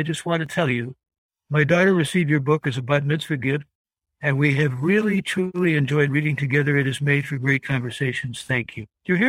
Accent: Cleveland, Ohio, United States; I come from Cleveland

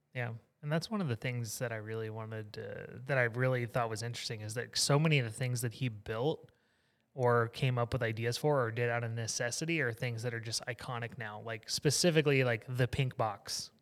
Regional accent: Southeast Texas, United States; I grew up in Southeast Texas, being a kid

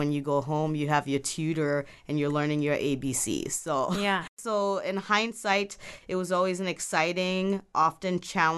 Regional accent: Ghana; also born or lived in Belgium / Cuba / New York / Ethiopia; now in United States; I'm originally from Ghana, West Africa, and so I have lived in Belgium, Cuba, New York, Ethiopia as well for a little bit.

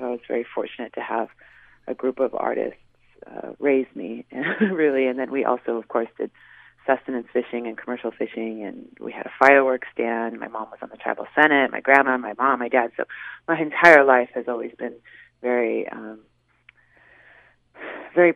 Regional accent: Washington, United States; born or raised there; also born or lived in Seattle

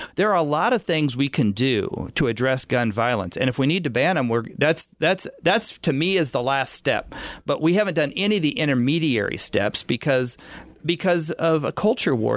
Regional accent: Wyandotte County, Kansas, United States; I'm from Wyandotte

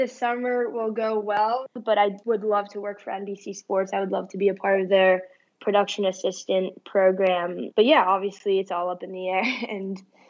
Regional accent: Tokyo, Japan; born there; So I was born in Tokyo, and I only lived there for a year, actually, but we would, as a family, would go back a couple times a year.

